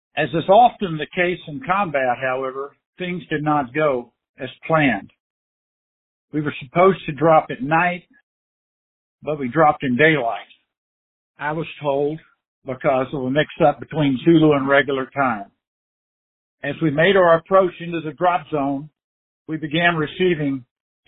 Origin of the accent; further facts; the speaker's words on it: Texas, United States; I grew up in Texas.